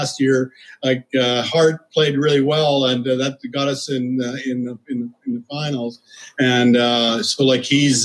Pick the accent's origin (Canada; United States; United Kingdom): Canada; Saskatchewan; moved away; I'm always from Canada, so I played for Canada all those years